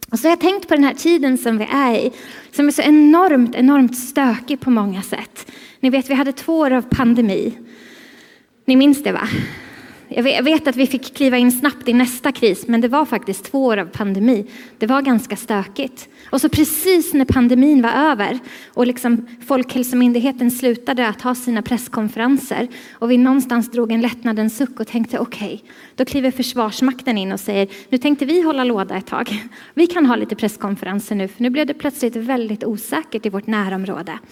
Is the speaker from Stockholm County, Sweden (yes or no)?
yes; Stockholm, Stockholm County, Sweden; Alltså jag är ju stockholmare. Jag vet att det inte riktigt låter som det nu, men det är för att jag har varit här sedan igår och då blir det så här.